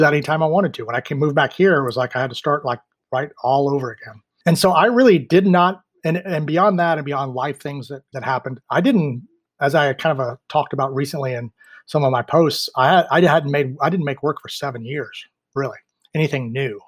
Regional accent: Mills River, North Carolina, United States; also born or lived in Washington, D.C. / Maryland; I grew up here in Mills River, Asheville area.

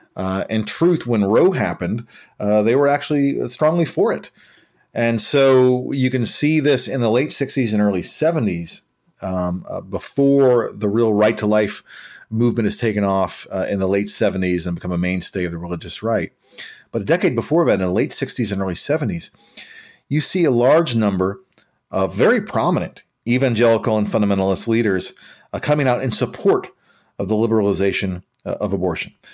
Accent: Nashville, Tennessee, United States; Nashville holds a special place in my heart 'cause I'm from Nashville.

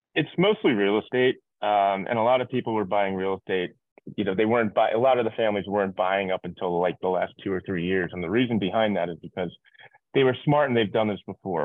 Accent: New York, United States; moved away as an adult; also born or lived in Irvine; now in Miami, United States; I'm originally from New York. I live in Miami right now

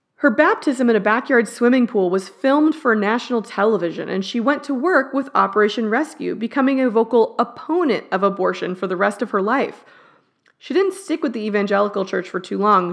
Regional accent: Texas, United States; born or raised there

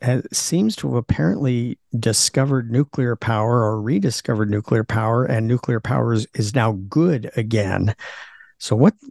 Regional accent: Washington, United States; I grew up in Washington State

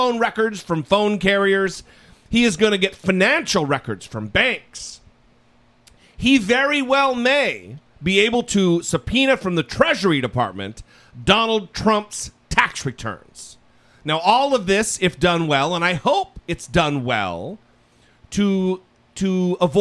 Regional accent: United States; as an American

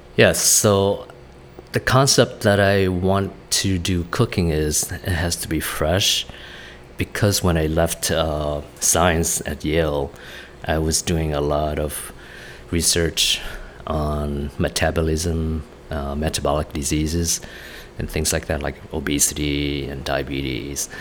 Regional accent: Vietnam; moved away; my brothers and I grew up in Vietnam, going to school there

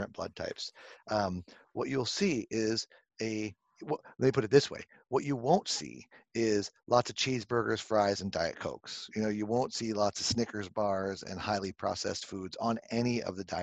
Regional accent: Southern California, United States; now in Connecticut, United States; I grew up on the beaches of Southern California

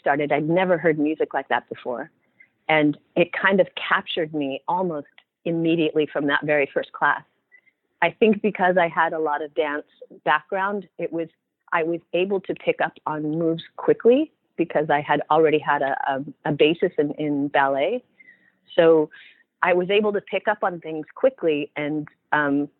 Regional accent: Oregon, United States; I'm originally from Oregon

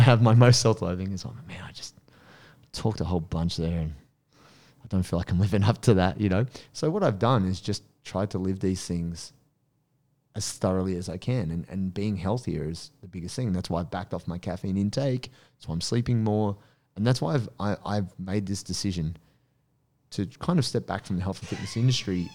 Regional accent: Penrith, New South Wales, Australia; I grew up in Penrith

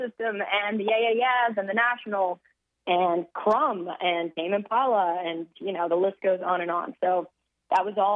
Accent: New York City, New York, United States; I'm born and raised in Manhattan

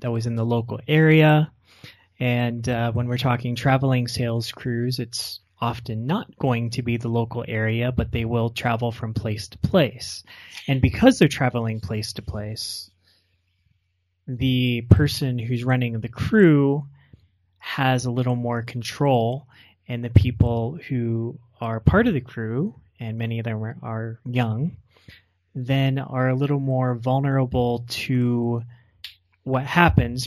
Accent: Pennsylvania, United States; where I grew up in Pennsylvania

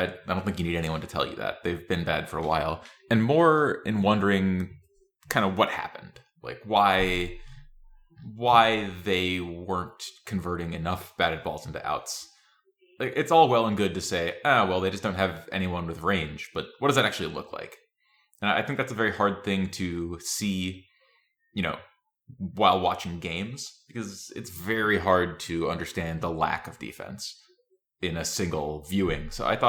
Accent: Tennessee, United States; I don't know if you'd guess that I'm from Tennessee.

